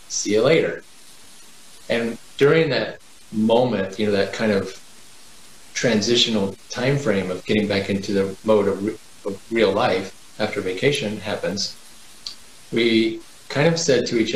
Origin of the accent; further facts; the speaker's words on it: Kansas City, United States; moved away; I grew up in Kansas City area